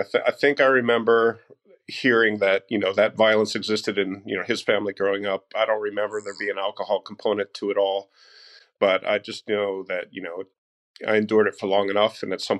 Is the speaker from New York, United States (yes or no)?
no; outside of Chicago, Illinois, United States; I grew up outside of Chicago.